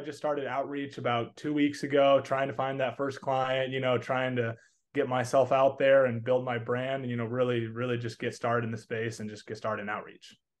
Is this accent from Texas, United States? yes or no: yes; Texas, United States; accent: Southern; I'm from Texas area. Unless I got a little bit of a Southern accent and say y'all a lot.